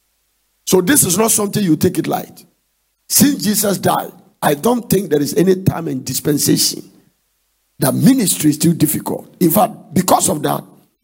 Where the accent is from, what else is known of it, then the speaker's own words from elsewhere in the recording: Ghana; I'm from Ghana.